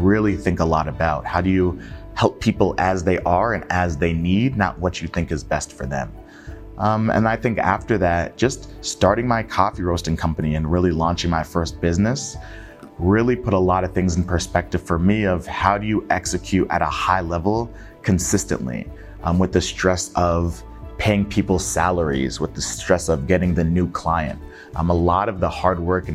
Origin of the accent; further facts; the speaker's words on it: Connecticut, United States; also born or lived in Nigeria; born and raised in Connecticut